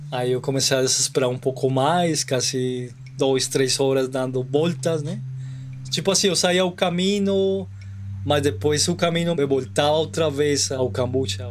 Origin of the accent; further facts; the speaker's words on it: Colombia; Portuguese is a second language; also born or lived in Brazil; Eu sou da Colômbia